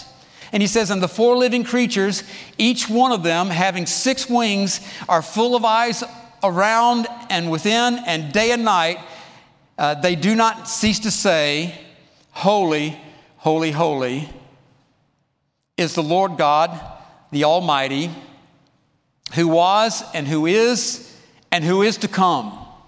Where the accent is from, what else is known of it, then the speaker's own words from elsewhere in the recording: College Park, United States; The church I grew up in College Park, had a little chapel about the size of this seating area over here.